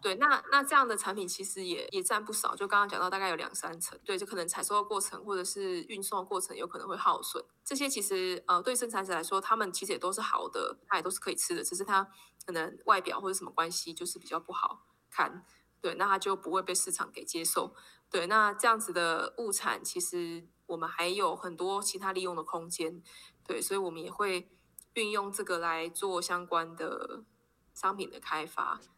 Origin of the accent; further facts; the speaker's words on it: Taipei, Taiwan; moved away as an adult; now in Yunlin, Taiwan; 我是台北人，对，但因为我是念书的关系，然后就来到云林